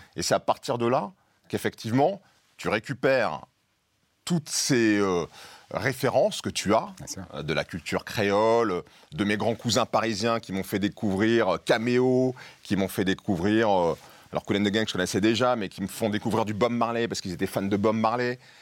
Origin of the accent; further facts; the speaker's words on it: Tours, Centre-Val de Loire, France; dans la rue à Tours et que j'ai 10, 11, 12 ans